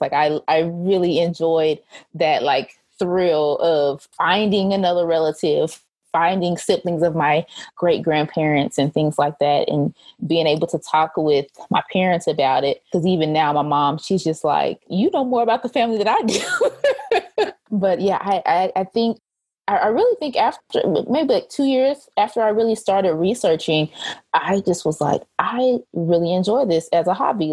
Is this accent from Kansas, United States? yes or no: no; Muskogee, Oklahoma, United States; moved away as an adult; now in Texas, United States; I am originally from the Muskogee Summit, Oklahoma area. That is where I grew up for most of my childhood